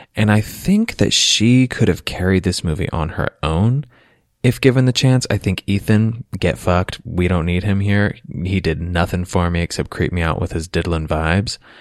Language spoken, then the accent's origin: English; Lancaster, Pennsylvania, United States; I grew up mostly in Lancaster, Pennsylvania, amongst the Amish